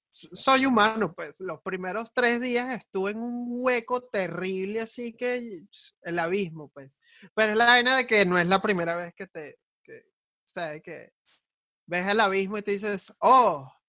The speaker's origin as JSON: {"language": "Spanish", "country": "Venezuela", "said": "que como venezolanos hemos pasado tantas vainas."}